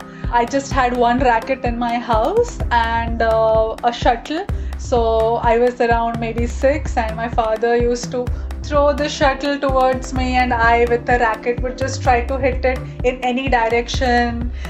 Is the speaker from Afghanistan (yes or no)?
no; India; first language Gujarati; English is a second language; My mother tongue is Gujarati. I speak Hindi and I also speak other languages, and of course English is my second language or the third language.